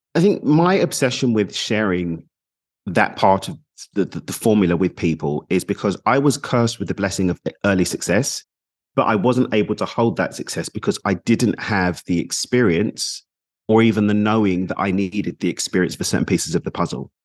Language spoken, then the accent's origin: English; London, United Kingdom; also born or lived in United Arab Emirates / Mexico; now in Dubai, United Arab Emirates; I'm from East London in the U K, currently in Dubai in the U A E.